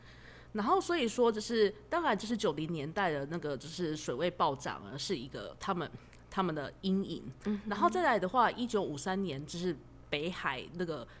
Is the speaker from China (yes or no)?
no; Taiwan; moved away as an adult; now in Netherlands; 我们台湾人到了荷兰，